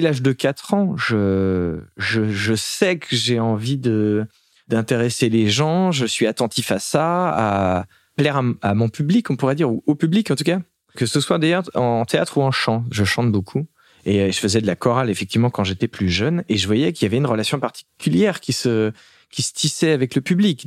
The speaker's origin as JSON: {"language": "French", "town": "La Turballe", "region": "Pays de la Loire", "country": "France", "tie": "born or raised there", "also_born_or_lived": "Nantes", "moved": "yes", "lives_now": "Paris, France", "said": "j'ai grandi à La Turballe. Je, même si je suis né à Nantes"}